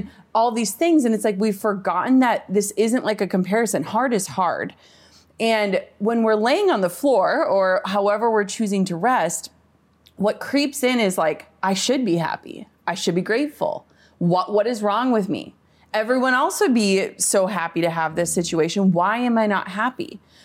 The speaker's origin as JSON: {"language": "English", "region": "Minnesota", "country": "United States", "said": "I'm from Minnesota, like, small town."}